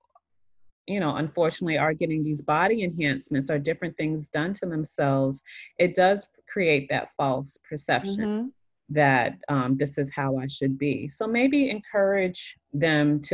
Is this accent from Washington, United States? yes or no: no; Boston, Massachusetts, United States; moved away; I'm originally from Boston, and growing up in Boston, we did not have a lot of authority figures that look like us